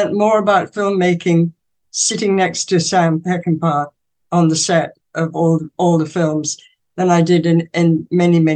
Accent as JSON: {"language": "English", "region": "England", "country": "United Kingdom", "tie": "born or raised there", "said": "growing up in England"}